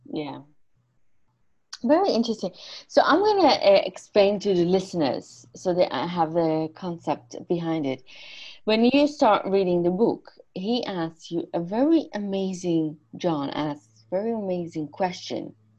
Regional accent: Iran; moved away; I'm Armenian from Iran

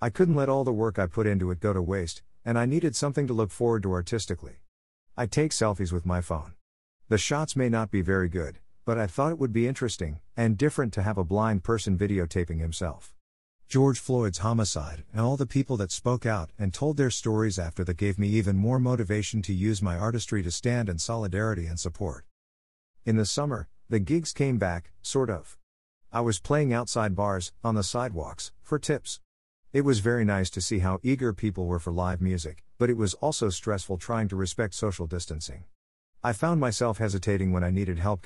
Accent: Italy; now in New York City, United States; I'm from Italy

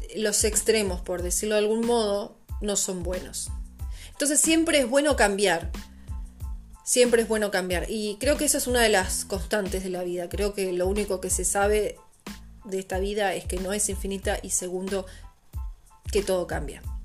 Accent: Argentina; moved away as an adult; also born or lived in La Plata; now in Portugal; yo salí de Argentina en agosto del 2019 sin pasaje de ida

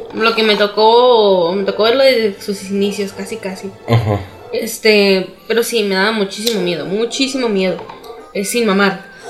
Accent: Mexico; los morritos de aquí de México

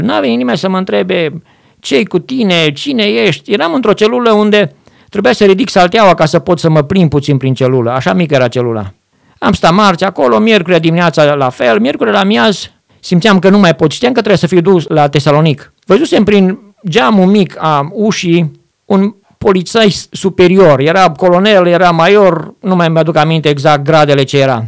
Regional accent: Arad, Arad County, Romania; moved away as an adult; de unde sunt eu? Zic, din Arad

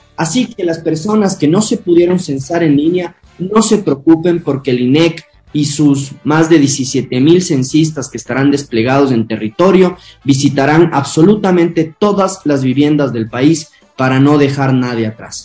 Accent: Ecuador; nuestro país

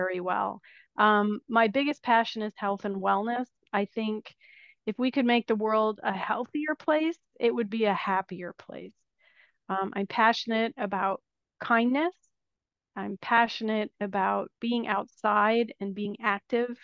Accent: United States; moved away as an adult; now in Italy; I am an American expat living in Italy

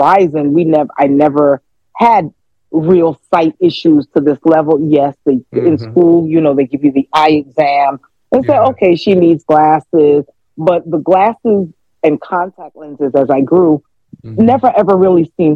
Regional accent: New York City, New York, United States; also born or lived in Barbados; Barbadian born, Brooklyn bred, Brooklyn fed, Brooklyn till I'm dead

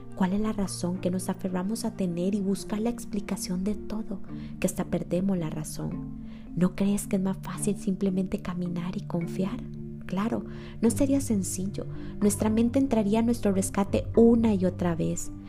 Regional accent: Costa Rica; Yo soy de Costa Rica, catalogado como uno de los países más felices del mundo

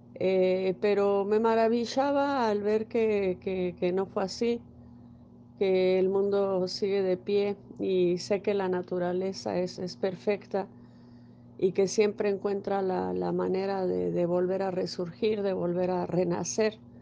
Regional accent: Mexico; donde yo vivo en mi país, en, México

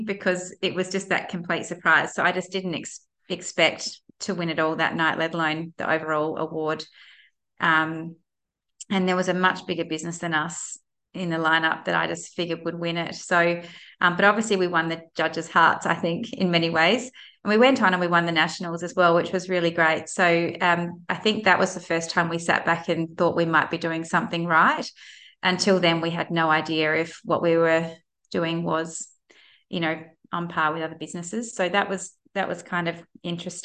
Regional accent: Adelaide, South Australia, Australia; I'm from Adelaide

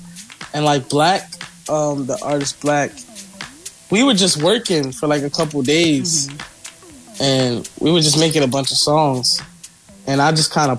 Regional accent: United States; me being from America and I'm speaking English

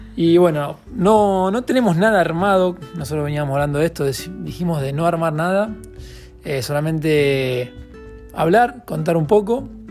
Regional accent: Casilda, Santa Fe, Argentina; de Casilda, Santa Fe, argentino

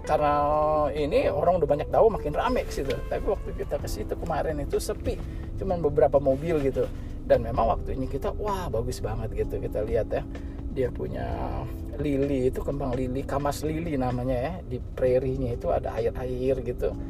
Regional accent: California, United States; kita bilang oh kita dari California

